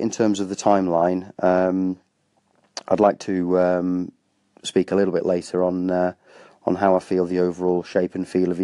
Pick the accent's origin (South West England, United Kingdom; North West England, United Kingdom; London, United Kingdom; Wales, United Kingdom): Wales, United Kingdom; I'm Welsh